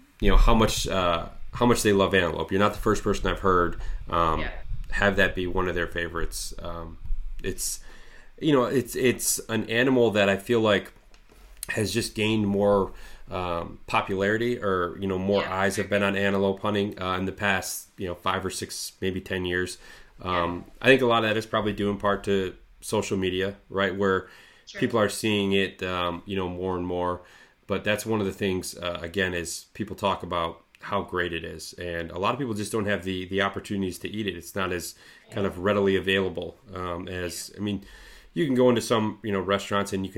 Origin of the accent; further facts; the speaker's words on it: Lewiston, Michigan, United States; I'm from a small town called Lewiston, Michigan.